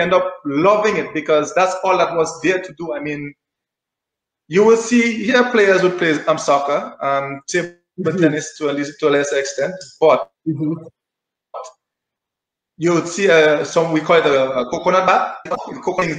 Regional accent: Saint David, Dominica; We're going to take a trip now to Kalinago territory as we know it now, formerly known as Carib Reserve, Sally Bear. Well, growing up in the country, you know, it's beautiful.

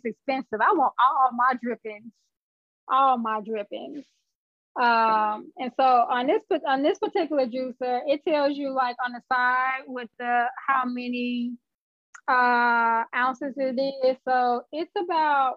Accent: Chicago, Illinois, United States; I'm born and raised in Chicago

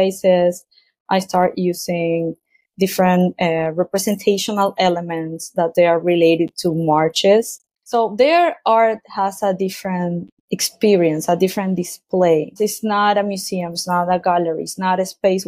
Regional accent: Argentina; moved away as an adult; I was born in Argentina and I grew up there

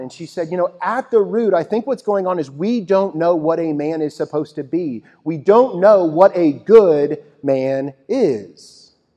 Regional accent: Texas, United States; My wife and I grew up in Texas

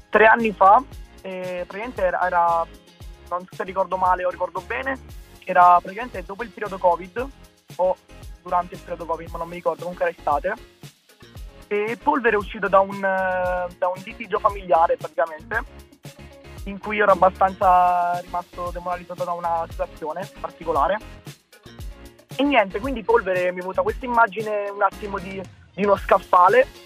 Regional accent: Pescara, Abruzzo, Italy; Io sono di Pescara, sì, nelle vicinanze, nella provincia.

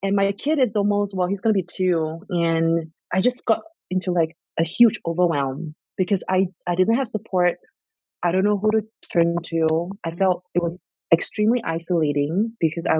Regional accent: Singapore; moved away; my siblings and I were all born and raised in Singapore

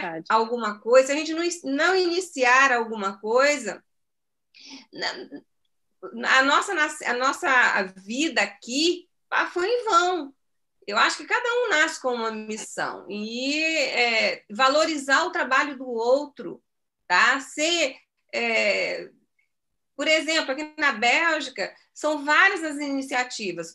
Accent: Brazil; moved away; nosso coração é brasileiro. Somos regulares em outros ba, em outros países, mas somos brasileiros.

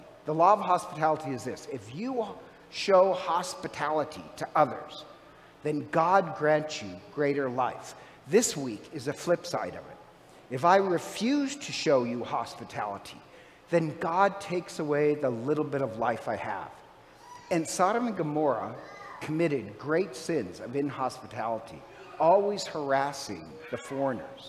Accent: Ireland; I'm Irish

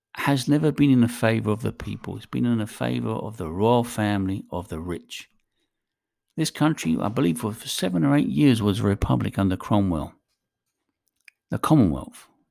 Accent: England, United Kingdom; I was born in England. I consider myself British.

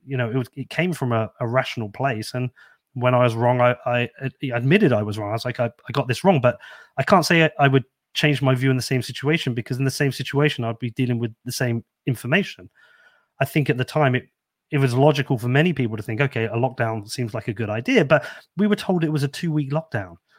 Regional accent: Bedford, East of England, United Kingdom; I'm very proud of this shit little town I'm from. Um, I grew up here

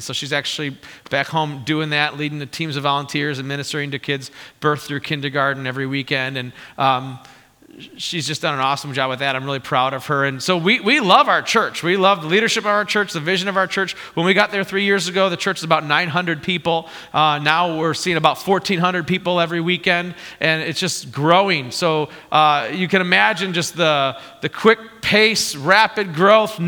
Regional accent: Morris, Illinois, United States; moved away; I grew up in Morris, Illinois. My folks still live where I grew up in Morris

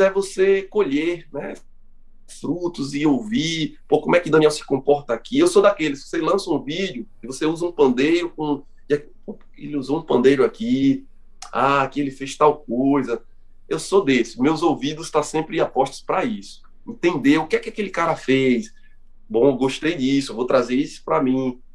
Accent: Brazil; nós somos brasileiros, aqui já tem uma miscigenação grande

